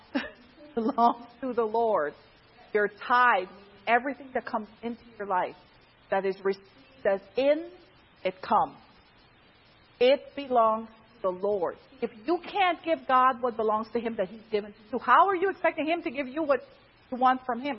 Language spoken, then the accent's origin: English; Pennsylvania, United States; I'm from Pennsylvania